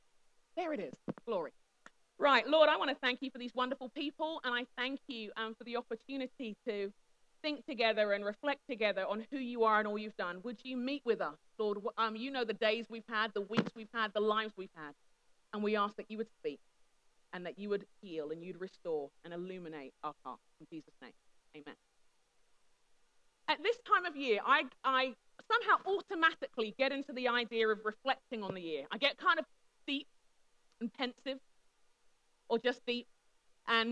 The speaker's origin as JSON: {"language": "English", "region": "London", "country": "United Kingdom", "tie": "born or raised there", "said": "I am a Brit, I'm a Londoner by birth and conviction, I'm a Nigerian by heritage and by happiness"}